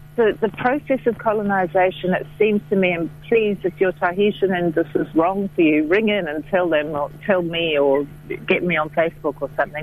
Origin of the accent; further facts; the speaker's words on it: Fiji; moved away as an adult; also born or lived in Dunedin, New Zealand; now in Wellington, New Zealand; I was a young woman from Fiji, even though in Pākehā skin with a very Fijian mind